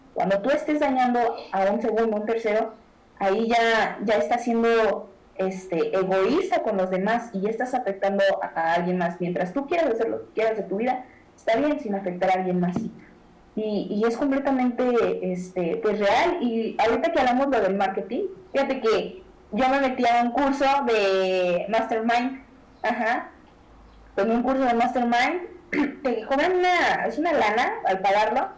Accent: Mexico; nosotros como mexicanos

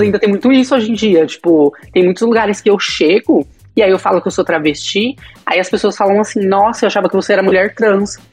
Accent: Bauru, São Paulo, Brazil; moved away; eu saí de Bauru, né? Que, era, que é minha cidade natal

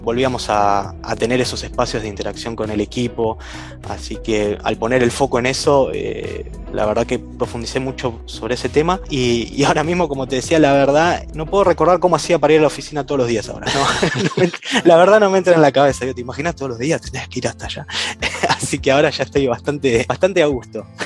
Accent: Buenos Aires Province, Argentina; now in Buenos Aires, Argentina; viví la mayor parte de mi vida en zona norte, en Gran Buenos Aires

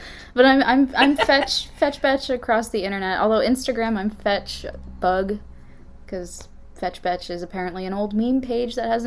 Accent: New England, United States; now in Philadelphia, United States; I grew up in New England.

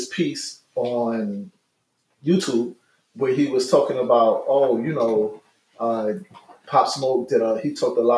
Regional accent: New York City, New York, United States; I'm a Brooklyn boy, born and raised

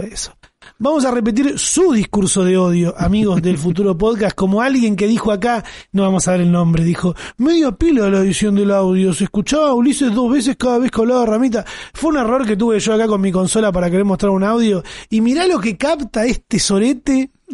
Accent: Argentina

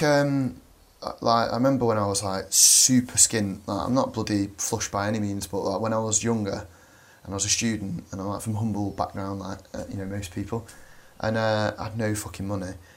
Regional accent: Manchester, North West England, United Kingdom; Manchester, which is mint.

